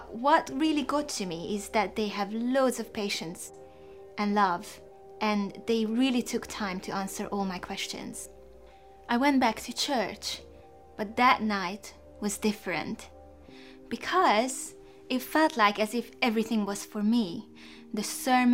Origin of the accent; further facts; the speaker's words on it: Hungary; moved away as an adult; now in England; I was born in Hungary in the 1980s